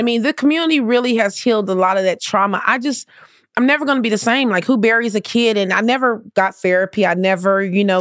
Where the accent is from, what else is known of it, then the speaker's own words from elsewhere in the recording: Compton, California, United States; I grew up in the hood. I grew up in Compton.